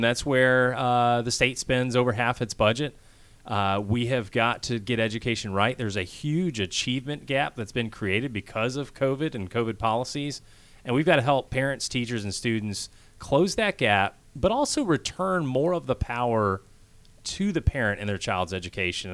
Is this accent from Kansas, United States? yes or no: yes; Kansas, United States; moved away as an adult; also born or lived in Washington, D.C. / Philadelphia; now in Georgia, United States; I grew up actually in Kansas